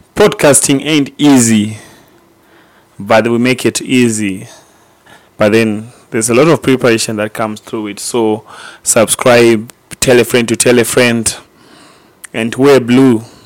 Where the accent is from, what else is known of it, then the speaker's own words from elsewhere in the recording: Gweru, Midlands, Zimbabwe; we are from Gweru